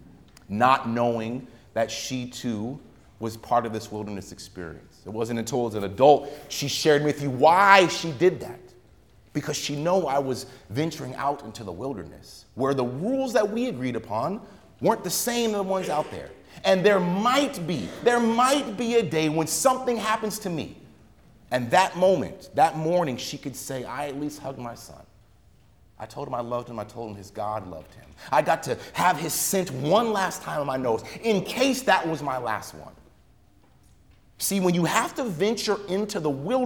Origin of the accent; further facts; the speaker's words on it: United States; as a child growing up in America